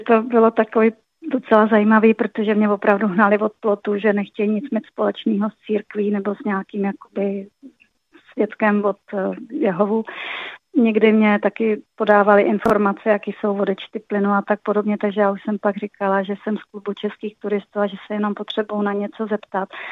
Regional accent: Pardubice, Pardubice Region, Czechia; jsem z Pardubic

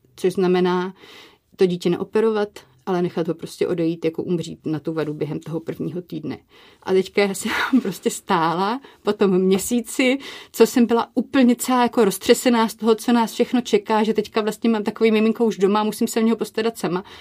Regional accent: Brno, South Moravian Region, Czechia; my jsme z Brna

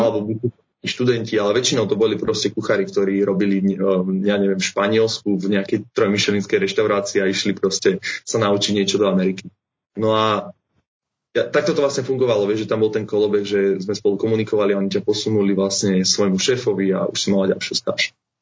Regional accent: Bratislava, Bratislava Region, Slovakia; som z Bratislavy a mám 24 rokov

